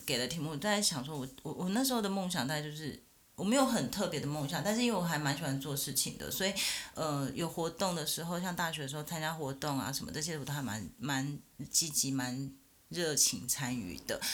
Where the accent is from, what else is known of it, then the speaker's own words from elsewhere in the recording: Taichung, Taiwan; now in Taipei, Taiwan; 我是台中人，但是我现在在台北上班，在台北生活